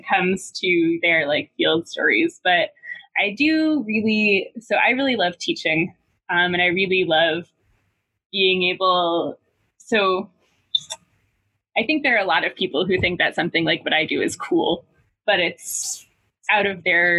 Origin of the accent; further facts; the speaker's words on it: New Hampshire, United States; moved away as an adult; also born or lived in St. Louis / Ohio; now in Boston, United States; my hometown in New Hampshire